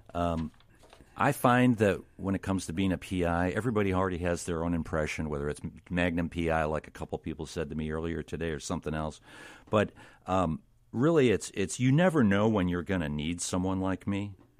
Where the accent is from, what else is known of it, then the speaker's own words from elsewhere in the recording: Illinois, United States; I am from Illinois